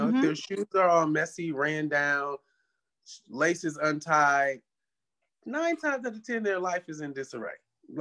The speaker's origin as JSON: {"language": "English", "region": "Michigan", "country": "United States", "moved": "yes", "lives_now": "Los Angeles, United States", "said": "I'm from Michigan"}